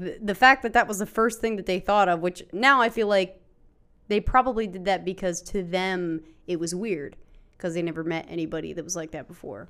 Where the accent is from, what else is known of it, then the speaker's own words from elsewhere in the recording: West Virginia, United States; growing up in West Virginia, in our area